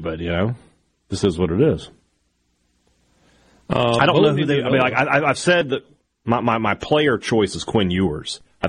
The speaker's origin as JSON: {"language": "English", "country": "United States", "said": "I'm a taxpayer. I have a job. In my free time, I like to play video games. I don't have to justify anything. I'm an American."}